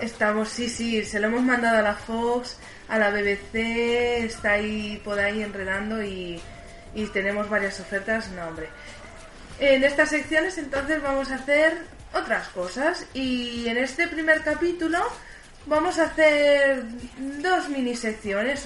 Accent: Barcelona, Catalonia, Spain; estamos en Barcelona, somos de Barcelona

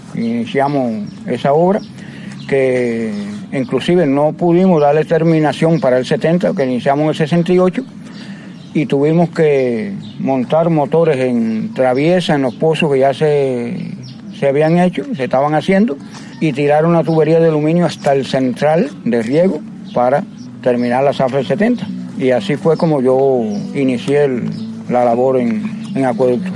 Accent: Majibacoa, Las Tunas, Cuba; now in Jobabo, Cuba; Soy nativo de Majibacoa, pero ya me siento ser jovense Vine para aquí, para Jobabu, con mis padres porque se mudaron para aquí

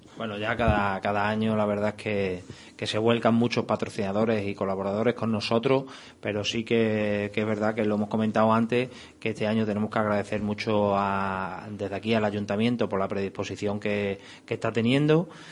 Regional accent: Badajoz, Extremadura, Spain; somos de aquí de Badajoz y somos pues antiguos jugadores del fútbol base de Badajoz

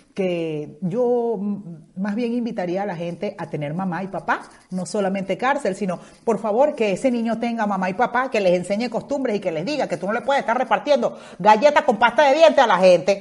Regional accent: Maracaibo, Zulia, Venezuela; moved away as an adult; also born or lived in Caracas, Venezuela; now in Spain; yo soy maracucha que nací en Caracas

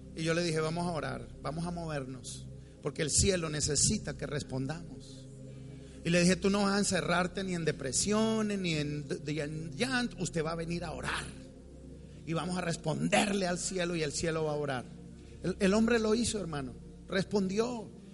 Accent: Bogotá, Colombia; yo soy rolo. Yo soy cachaco, los cachacos somos muy tímidos, somos fríos porque venimos de una tierra fría

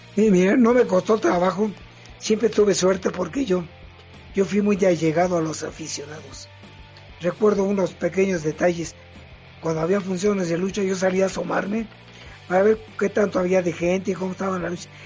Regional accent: Mexico City, Mexico; soy del barrio de Tepito y aquí había un gimnasio.

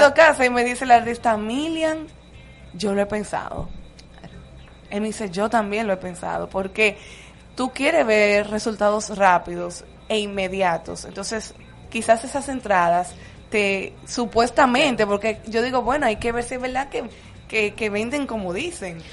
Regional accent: San Pedro de Macorís, Dominican Republic; moved away as an adult; also born or lived in Madrid; now in Santo Domingo, Dominican Republic; Yo soy Petro Macorizana, mm. serie 23. Llegué a Santo Domingo hace exactamente 16 años.

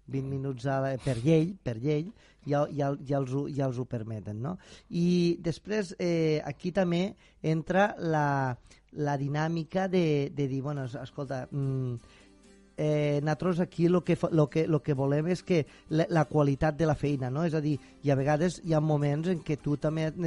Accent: Catalonia, Spain; Bueno, a veure, eh, som territori, som de les Terres de l'Ebre

